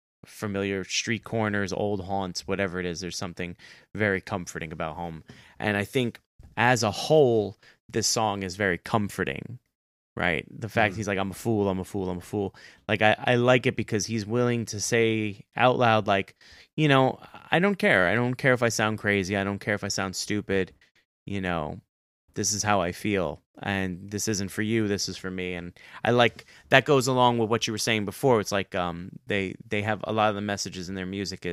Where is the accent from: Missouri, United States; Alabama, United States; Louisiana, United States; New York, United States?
New York, United States; New York City; I still live in my hometown, but that's kind of hard because I was born and raised in New York City.